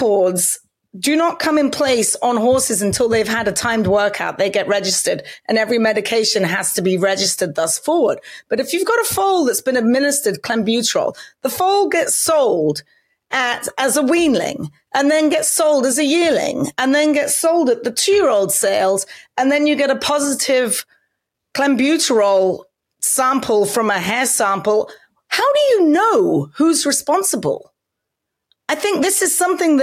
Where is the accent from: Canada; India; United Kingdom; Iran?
United Kingdom; England; now in United States; I can remember growing up in England